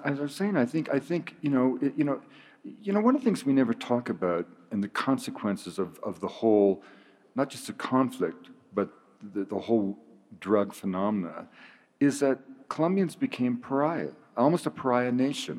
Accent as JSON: {"language": "English", "region": "British Columbia", "country": "Canada", "said": "I'm from British Columbia."}